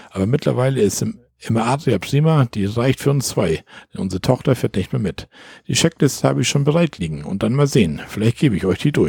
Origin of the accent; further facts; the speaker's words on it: Bavaria, Germany; Wir kommen aus der Ecke Pfaffenhofen, Ingolstadt.